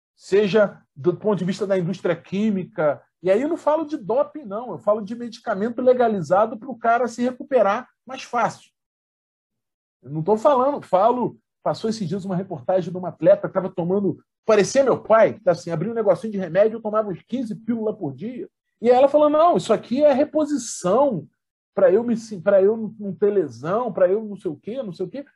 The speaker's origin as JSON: {"language": "Portuguese", "town": "São Gonçalo", "region": "Rio de Janeiro", "country": "Brazil", "said": "brasileira de São Gonçalo, na minha terra"}